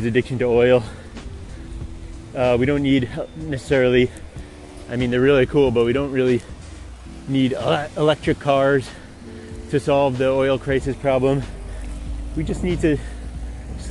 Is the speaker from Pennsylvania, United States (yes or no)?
no; Albany, New York, United States; moved away; I grew up in Albany, New York